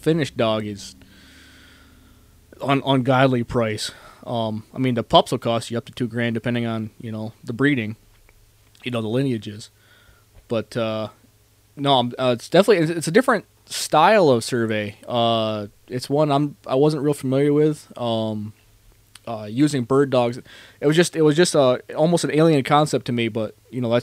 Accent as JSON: {"language": "English", "region": "Northeast", "country": "United States", "tie": "born or raised there", "moved": "yes", "said": "I grew up in the Northeast"}